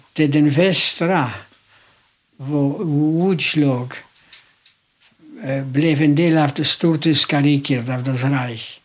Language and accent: Swedish; Łódź, Łódź Voivodeship, Poland; also born or lived in Kielce, Poland; now in Sweden; Jag är född i Polen, i en stad som heter Łódź, Lodz på svenska.